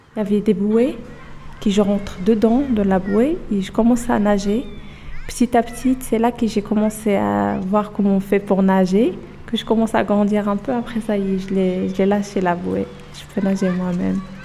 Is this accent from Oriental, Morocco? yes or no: yes; Oujda, Oriental, Morocco; French is a second language; now in France; moi, je suis marocaine. Euh, j'habite d'origine à Oujda.